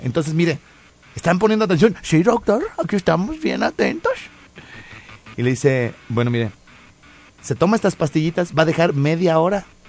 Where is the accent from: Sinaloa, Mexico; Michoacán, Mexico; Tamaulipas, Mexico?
Michoacán, Mexico; Morelia